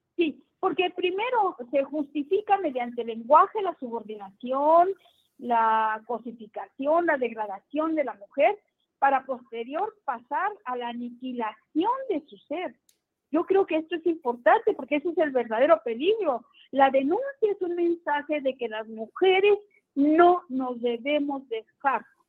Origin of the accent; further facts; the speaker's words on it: Ciudad Juárez, Chihuahua, Mexico; Yo vengo de Ciudad Juárez.